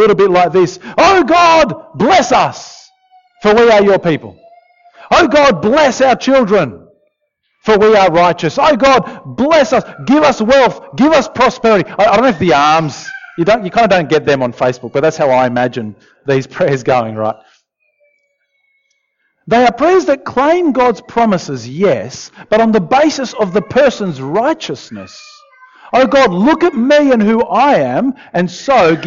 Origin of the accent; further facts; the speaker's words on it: Argentina; moved away; I grew up in Argentina, in South America